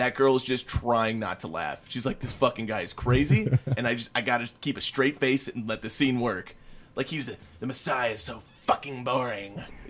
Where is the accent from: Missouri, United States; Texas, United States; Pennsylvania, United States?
Missouri, United States; I grew up in Missouri, too.